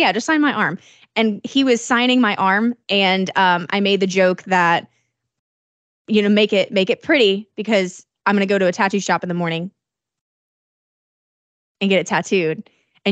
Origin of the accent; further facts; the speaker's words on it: Decatur, Illinois, United States; moved away; I went back to my hometown in Decatur, Illinois